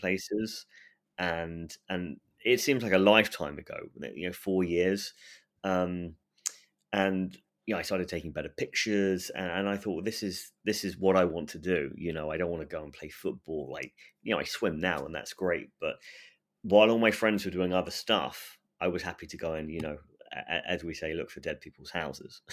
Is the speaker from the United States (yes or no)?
no; England, United Kingdom; I'm English